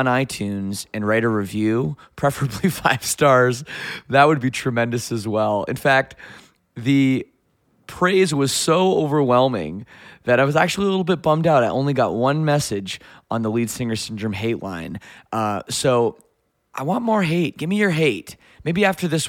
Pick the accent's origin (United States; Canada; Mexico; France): Canada; Toronto, Ontario; we're here in Toronto, of all places, which is cool. This is my hometown